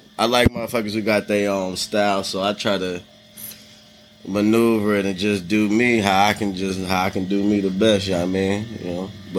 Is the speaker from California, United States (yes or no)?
yes; San Diego, California, United States; also born or lived in Detroit, Michigan; I was born in Detroit, Michigan, you know what I mean? Shouts out to the D. Yes, sir. Raised out here in sunny San Diego, but I've been here, there, everywhere